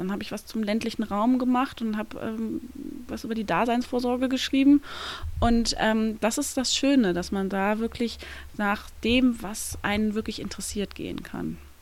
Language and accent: German; surroundings of Cologne, North Rhine-Westphalia, Germany; ich komme aus dem Umland von Köln, bin da groß geworden, habe mein ganzes Leben dort verbracht